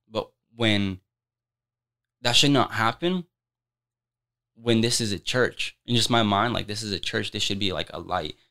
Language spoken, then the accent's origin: English; Des Moines, Iowa, United States; I'm born and raised in Des Moines.